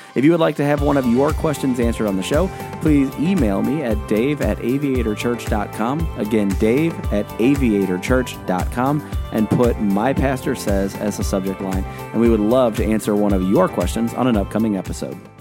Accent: United States; I am a, a white man born in America. Uh, I've lived in America my entire life.

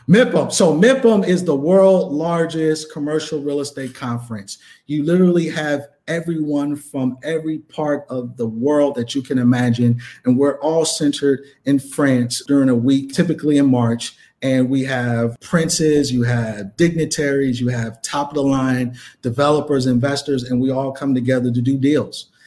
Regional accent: New York, United States; moved away as an adult; also born or lived in Bronx, New York; now in Chicago, United States; growing up in New York

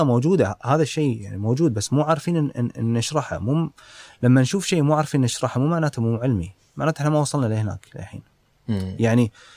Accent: Kuwait; عندنا بالكويت

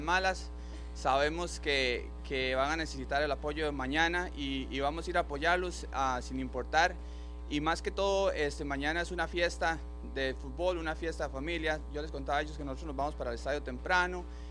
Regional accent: Costa Rica; now in New Jersey, United States; los, costarricenses que vivimos aquí

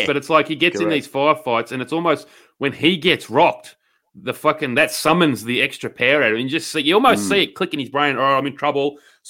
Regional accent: Australia; as just Aussie blokes.

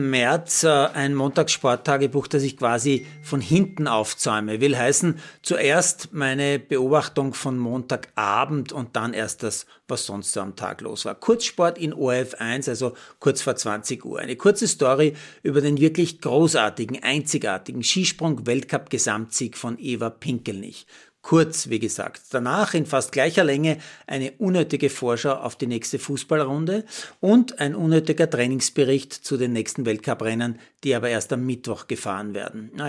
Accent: Lower Austria, Austria; Aber ich als Niederösterreicher soll es ja endlich wissen.

